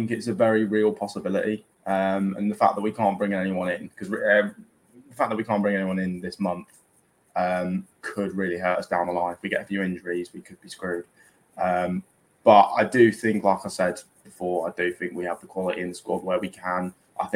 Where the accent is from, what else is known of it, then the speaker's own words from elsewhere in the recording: Basingstoke, South East England, United Kingdom; I'm from Basingstoke